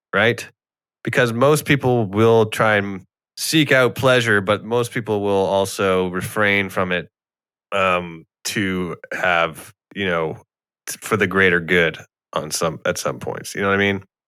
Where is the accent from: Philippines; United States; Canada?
Canada; I am Canadian.